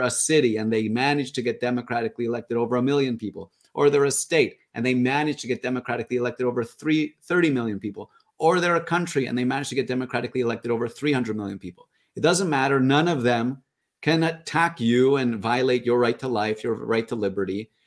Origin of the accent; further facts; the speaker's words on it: Canada; as a Canadian